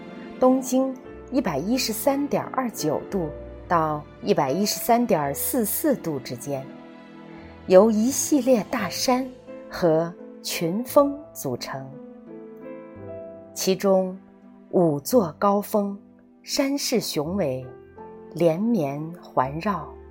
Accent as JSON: {"language": "Chinese", "area": "Wutai Mountain, Xinzhou", "region": "Shanxi", "country": "China", "tie": "born or raised there", "said": "我家乡的一个名胜之地——五台山。五台山位于山西省忻州市五台县境内，"}